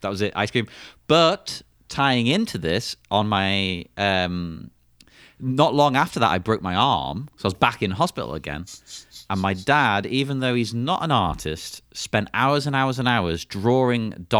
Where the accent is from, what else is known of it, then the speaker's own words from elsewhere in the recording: England, United Kingdom; being English